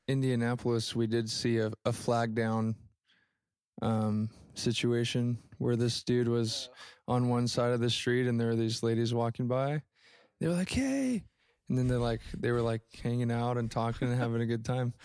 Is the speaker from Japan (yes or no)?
yes; Japan; moved away; I grew up in Japan. Went to Japanese public school